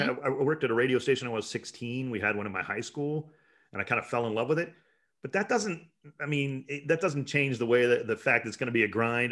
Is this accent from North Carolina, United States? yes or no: no; Cleveland, Ohio, United States; I'm from Cleveland